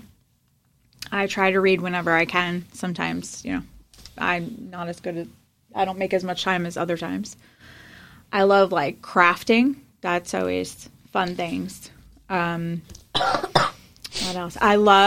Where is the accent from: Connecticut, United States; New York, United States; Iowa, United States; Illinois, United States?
New York, United States; Long Island; I lived in Nassau County